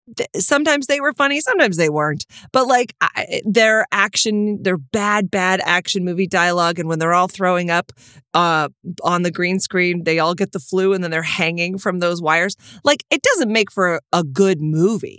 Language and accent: English; Texas, United States; moved away; growing up in Texas